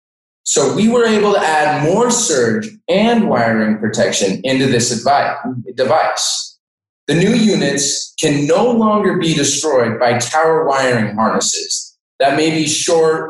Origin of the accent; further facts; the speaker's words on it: Denver, Colorado, United States; also born or lived in Montana; now in Ohio, United States; I actually grew up in Denver, Colorado